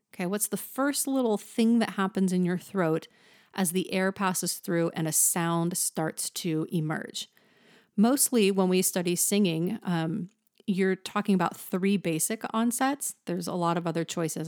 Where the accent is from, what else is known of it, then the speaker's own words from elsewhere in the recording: the Valley, California, United States; accent: Valley; I am from the valley, so you might hear that in my voice